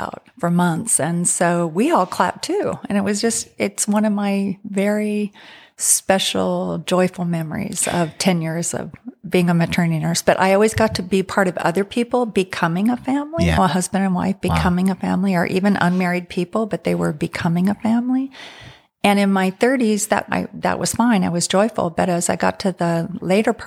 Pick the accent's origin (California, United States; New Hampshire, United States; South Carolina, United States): California, United States; San Francisco; I came from Northern California, San Francisco area, where that's just part of what a lot of people do is go to college and then think about marriage and family